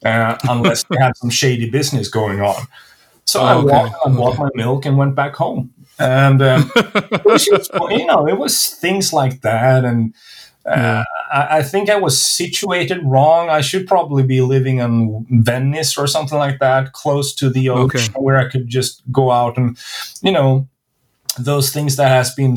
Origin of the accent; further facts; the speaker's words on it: Sweden; So I'm not from Stockholm, but you know, I can identify